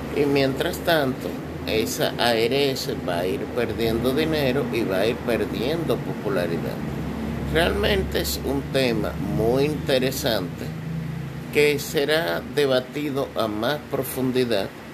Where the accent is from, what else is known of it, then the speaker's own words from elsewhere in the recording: Dominican Republic; todos nos vemos como dominicanos